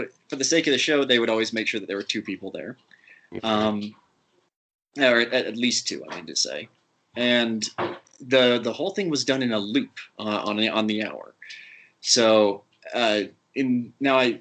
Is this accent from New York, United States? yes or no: no; Utah, United States; as a kid growing up in Utah